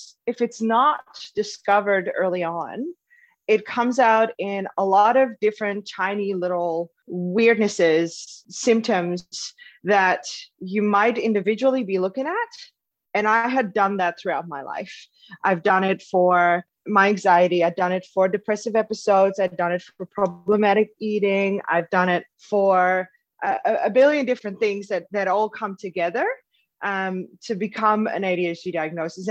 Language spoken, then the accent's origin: English; Netherlands; moved away as an adult; now in Melbourne, Australia; I'm in Melbourne, Australia. I'm originally from Holland, though, so I've moved here about 8 years ago